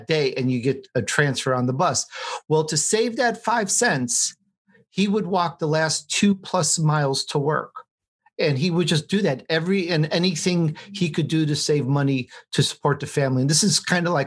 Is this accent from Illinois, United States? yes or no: yes; Chicago, Illinois, United States; also born or lived in Sicily, Italy; I was born in Sicily, Italy. And when I was three, I moved to Chicago